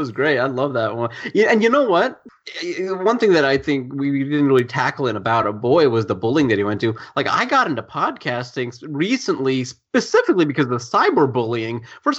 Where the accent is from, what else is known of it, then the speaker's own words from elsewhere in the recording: United States; my parents are trying to raise me as an Indian kid in India, whereas I'm an Indian born American citizen in America